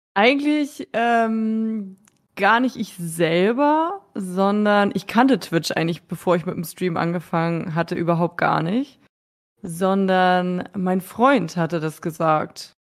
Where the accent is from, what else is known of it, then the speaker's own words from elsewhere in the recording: Schleswig-Holstein, Germany; moved away as an adult; also born or lived in Berlin / Munich; now in near Hamburg, Germany; ich komme ja ursprünglich aus Schleswig-Holstein, habe acht Jahre in Berlin gewohnt.